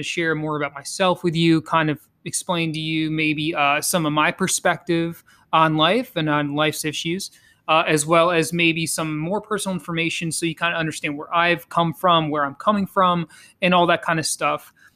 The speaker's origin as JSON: {"language": "English", "region": "Connecticut", "country": "United States", "tie": "born or raised there", "also_born_or_lived": "Colombia", "said": "I'm also a Connecticut kid. I was raised in Connecticut primarily."}